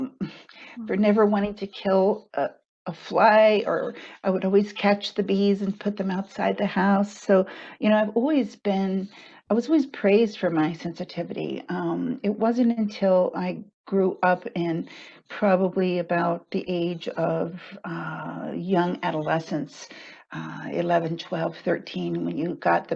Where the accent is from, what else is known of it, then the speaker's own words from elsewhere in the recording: Texas, United States; moved away as an adult; also born or lived in San Francisco, California; I grew up in Texas